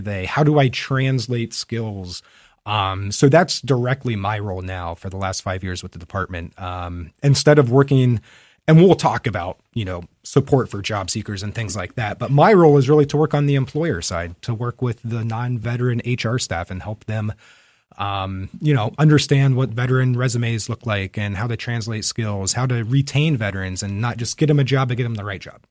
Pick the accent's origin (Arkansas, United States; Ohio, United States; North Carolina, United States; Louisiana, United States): Ohio, United States; Fairfield County, Central; also born or lived in Germany / Utah; I am a native of Central Ohio. I grew up in Fairfield County.